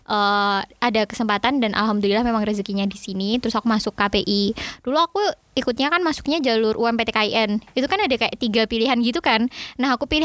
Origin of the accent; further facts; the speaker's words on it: Java, Indonesia; Dan aku juga kan orang Jawa, jadi kalau kayak culture shock gitu nggak terlalu sih, mungkin cuma kayak bahasa culture shock nih.